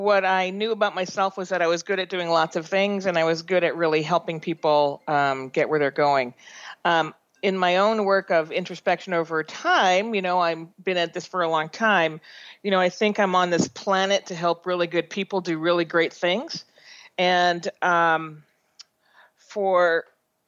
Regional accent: Boston, Massachusetts, United States; also born or lived in Providence, Rhode Island; now in San Francisco Bay Area, United States; I grew up on the East Coast between Boston area and Providence, Boston until I was in seventh grade, and Providence eighth to 12th grade

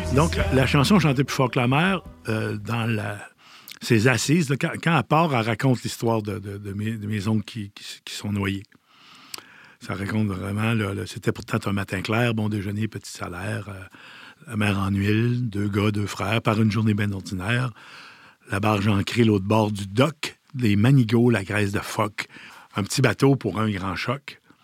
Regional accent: Petite-Vallée, Quebec, Canada; je suis originaire de Petite-Vallée, né à la Longue-Pointe, même dans l'auberge de ma mère

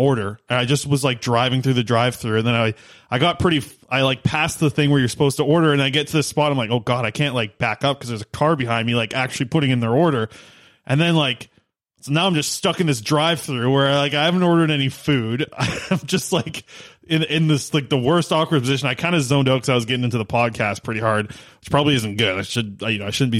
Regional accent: Nanaimo, British Columbia, Canada; also born or lived in Cloverdale; the Taco Bell that I grew up with in Nanaimo

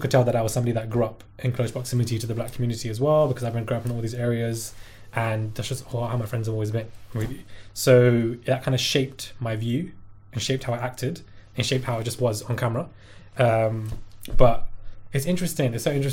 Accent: Brixton, London, United Kingdom; also born or lived in Streatham; I grew up in Brixton and Streatham. So Streatham is further down in south, born and raised in both areas.

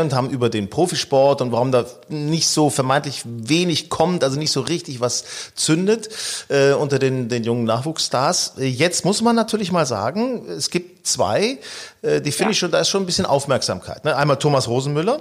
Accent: Northern Germany, Germany; also born or lived in Hanover; Wir stammen ja aus Norddeutschland

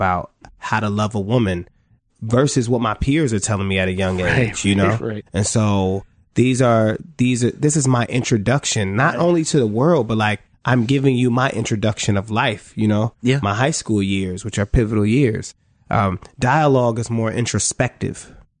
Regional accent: Cleveland, Ohio, United States; You know, I'm from Cleveland, Ohio, you know?

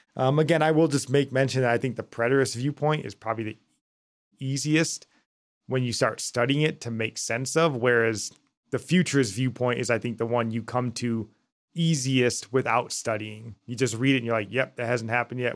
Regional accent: United States; us being American

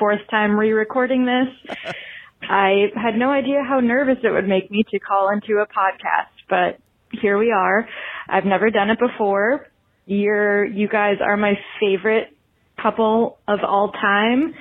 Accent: Philadelphia, Pennsylvania, United States; now in Pittsburgh, United States; I grew up in Philly

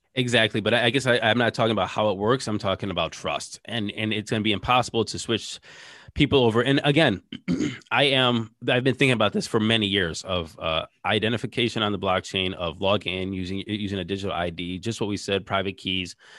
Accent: Ohio, United States; we're from Ohio

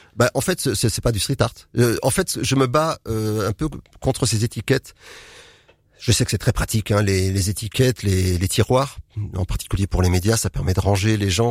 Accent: Nantes, Pays de la Loire, France; moved away as an adult; also born or lived in Tours / Bourges / Ireland / Nord; ma ville natale, Nantes

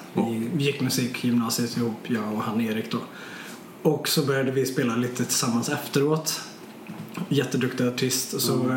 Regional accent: Borås, Västra Götaland, Sweden; also born or lived in Stockholm; jag är från Borås

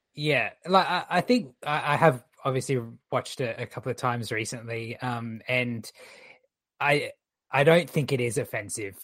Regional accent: Australia; our movies

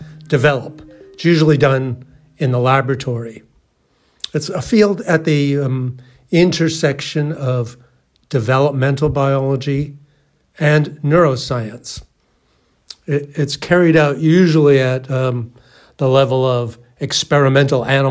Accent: Canada; moved away as an adult; also born or lived in California, United States / Massachusetts, United States; I'm a Canadian. I grew up in Canada and played a lot of ice hockey.

